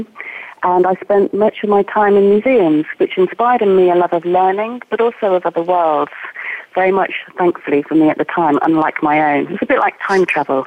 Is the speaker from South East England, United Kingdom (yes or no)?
yes; Oxford, South East England, United Kingdom; now in Scotland, United Kingdom; I grew up in Oxford